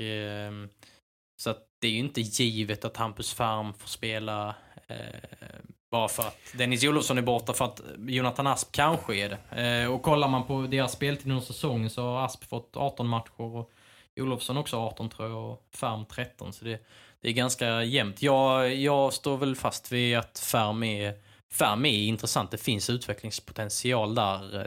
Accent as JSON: {"language": "Swedish", "region": "Skåne", "country": "Sweden", "said": "Jag är ju, jag är ju skåning"}